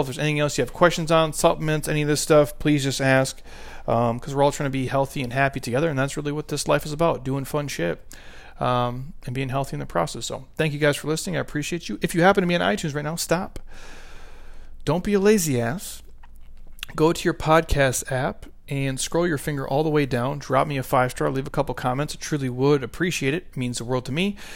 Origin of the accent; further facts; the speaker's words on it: Midwest, United States; I grew up in the Midwest